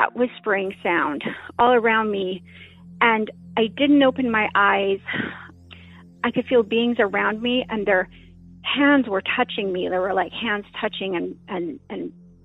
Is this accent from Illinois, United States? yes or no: no; Utah, United States; now in Pacific Northwest, United States; I grew up in Utah. I now live in the Pacific Northwest